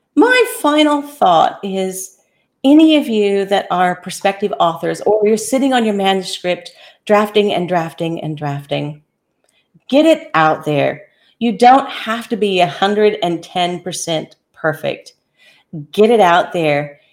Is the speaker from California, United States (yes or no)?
no; Kansas, United States; also born or lived in Daintree rainforest, Queensland, Australia; now in Australia; I was born and raised in Kansas, and then ended up transplanted in Australia